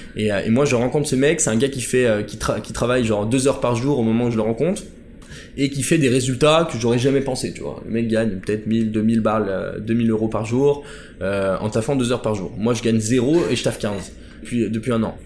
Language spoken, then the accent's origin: French; Chambéry, Auvergne-Rhône-Alpes, France; moved away as an adult; also born or lived in Paris; je vais retourner dans ma ville natale à Chambéry, dans, dans, les Alpes, en Savoie